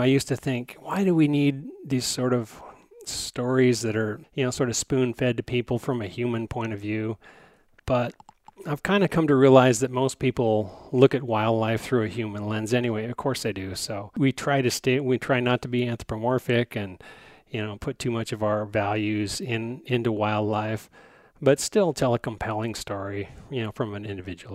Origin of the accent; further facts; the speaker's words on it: Wyoming, United States; I'm from Wyoming